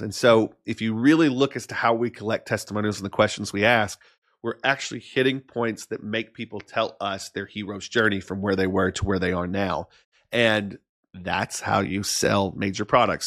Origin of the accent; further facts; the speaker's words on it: Arkansas, United States; moved away; I was this kid from Arkansas, um, that lived in a town that at the time had six thousand people in it